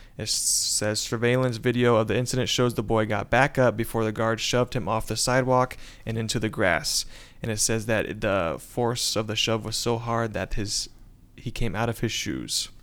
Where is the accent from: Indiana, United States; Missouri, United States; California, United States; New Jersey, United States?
Indiana, United States; Warren; I am from Warren, Indiana